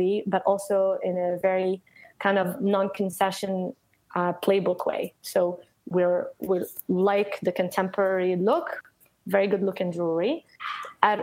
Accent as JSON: {"language": "English", "country": "Morocco", "tie": "born or raised there", "also_born_or_lived": "Paris, France", "moved": "yes", "lives_now": "United States", "said": "I grew up in Morocco. I lived in Paris for a while before coming to the US."}